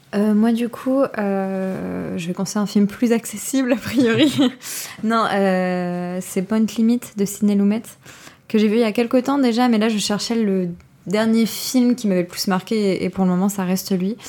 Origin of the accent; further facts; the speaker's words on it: France; en tant que Français